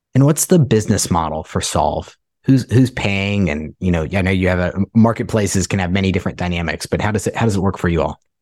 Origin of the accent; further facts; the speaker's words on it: Ohio, United States; I'm from Ohio and, uh, Cincinnati, Columbus as well, where I'm from